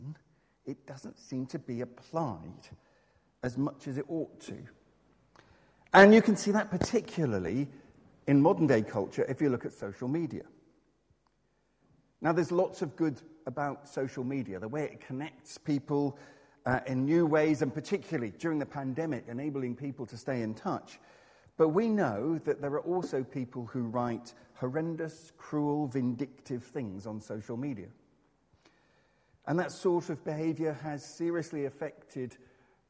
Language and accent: English; Exmouth, South West England, United Kingdom; When I was growing up in Exmouth, there was a shop just across the road